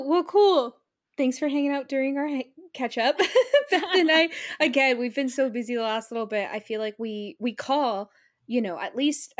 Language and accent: English; California, United States; we flew over to my hometown in California to see my family for like a little over a week.